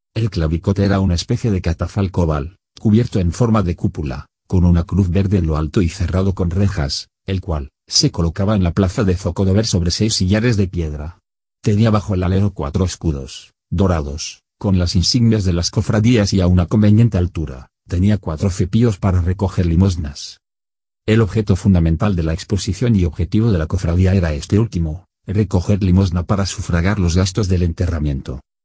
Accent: Toledo, Castilla-La Mancha, Spain; como la llamamos los toledanos

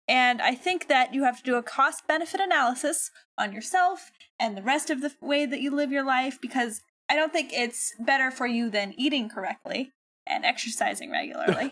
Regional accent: United States; being an American

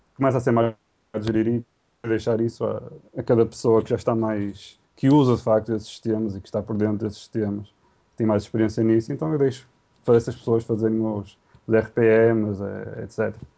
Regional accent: Portugal; also born or lived in Vila Nova de Gaia; ninguém me conseguia identificar que eu fosse português

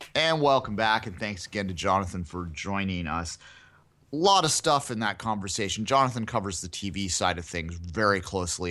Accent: Canada; I as a Canadian

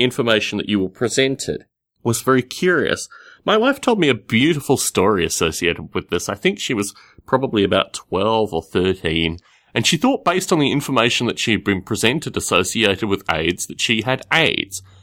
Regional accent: Australia; growing up in Australia

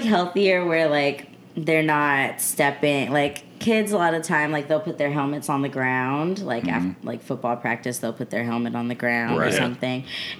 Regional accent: California, United States; also born or lived in Scottsdale, Arizona; I was born out there, and I moved to California when I was 9.

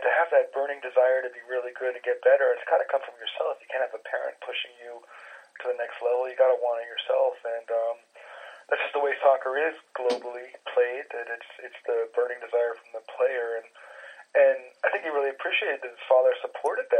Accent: United States; now in Germany; I'm an American who's lived half my life in Germany

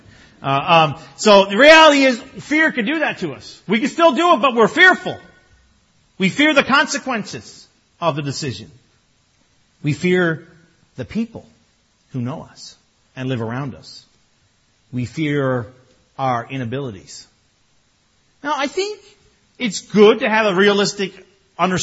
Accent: Newfoundland and Labrador, Canada; I'm Newfoundlander.

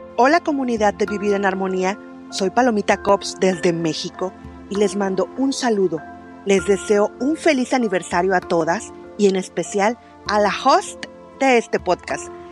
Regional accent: Colombia; now in Miami, United States; soy colombiana y vivo en Miami.

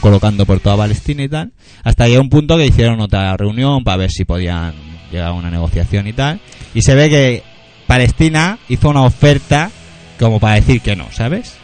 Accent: Catalonia, Spain; somos catalanes

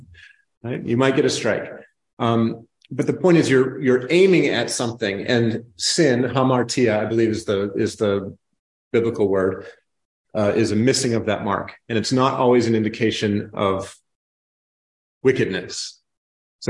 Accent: New England, United States; moved away; I'm from New England

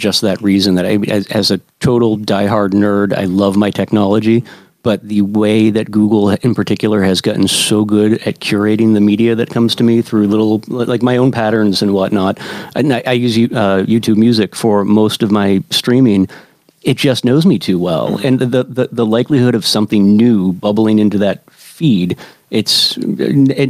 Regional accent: Worcester, Massachusetts, United States; I grew up over in Tatnik in Worcester

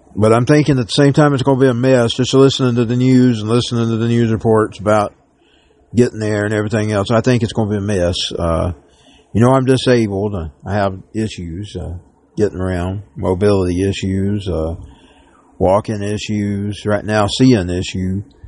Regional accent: Dalton, Georgia, United States; I am a Dalton Georgian. I'm born in Dalton. I am from Georgia

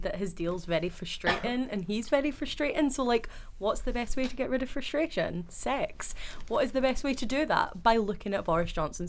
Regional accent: Fife, Scotland, United Kingdom; I'm from Fife and everyone knows that Fife's a bit inbred.

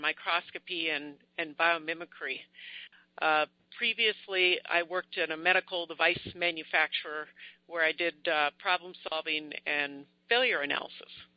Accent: Minneapolis, Minnesota, United States; I'm from Minneapolis, Minnesota, USA

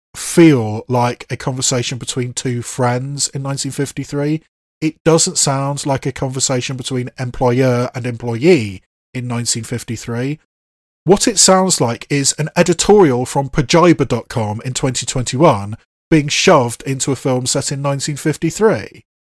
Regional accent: England, United Kingdom; an English person

